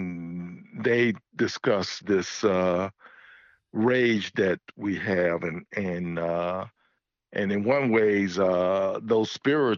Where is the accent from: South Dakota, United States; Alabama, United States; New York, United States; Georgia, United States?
Alabama, United States; Birmingham; growing up in Birmingham, Alabama